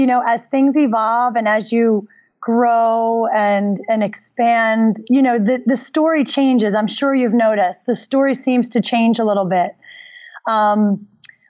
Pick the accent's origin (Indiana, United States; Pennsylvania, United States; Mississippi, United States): Pennsylvania, United States; Philadelphia; I grew up in Philadelphia